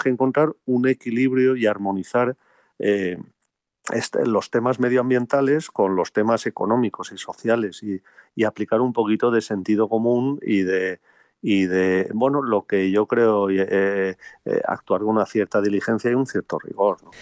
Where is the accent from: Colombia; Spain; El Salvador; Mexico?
Spain; como españoles